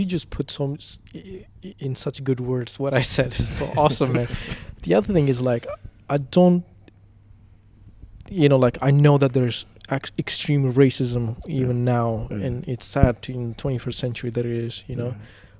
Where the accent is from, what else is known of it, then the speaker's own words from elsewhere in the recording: India; there's nothing that we say she's white or I'm like brown and I'm like from India, whatever.